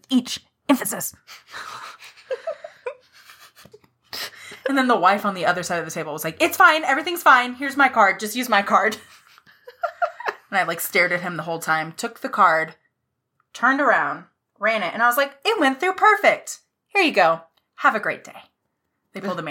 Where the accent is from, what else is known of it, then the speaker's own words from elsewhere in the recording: Nacogdoches, Texas, United States; I am from Texas. I live there. I was born in Nacogdoches